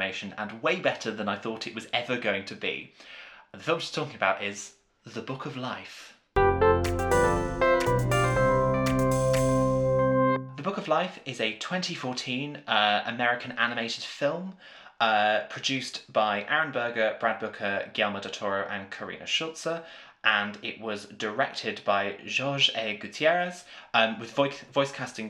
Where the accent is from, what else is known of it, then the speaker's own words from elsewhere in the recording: Welsh, Wales, United Kingdom; as a Welsh person